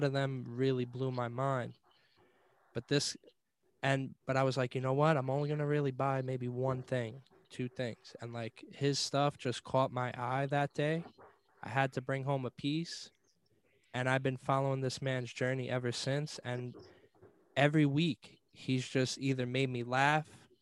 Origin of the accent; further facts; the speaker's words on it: New York, United States; growing up in New York, there was always so much stuff going on.